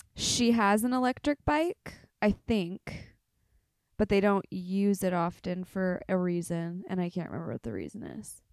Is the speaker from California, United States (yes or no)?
yes; Inland Empire, Riverside County, California, United States; I'm from the Inland Empire